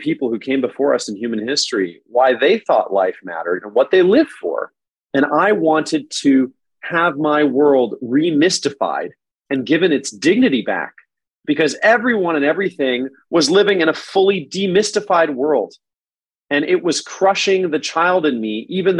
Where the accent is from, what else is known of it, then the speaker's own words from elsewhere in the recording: San Diego, California, United States; first language English; I grew up in San Diego